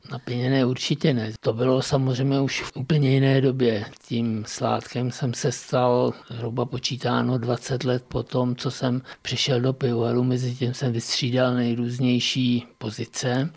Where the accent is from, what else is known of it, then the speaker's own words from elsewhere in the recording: Bohemia, Czechia; also born or lived in České Budějovice, Czech Republic; u nás, v Čechách